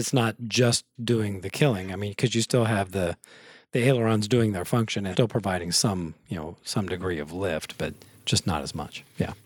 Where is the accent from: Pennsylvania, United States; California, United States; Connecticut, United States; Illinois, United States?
Illinois, United States; Taylorville; moved away; when I was much younger and growing up in Taylorville